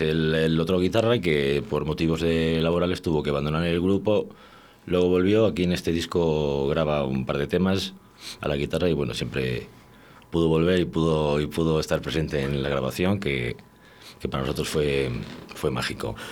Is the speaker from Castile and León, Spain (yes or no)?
yes; Valladolid, Castile and León, Spain; moved away as an adult; now in Valencia de Don Juan, Spain; yo soy de Valladolid, soy, soy de aquí, de, además del barrio de las Delicias, y, hace ya, estuve viviendo aquí más de 25 años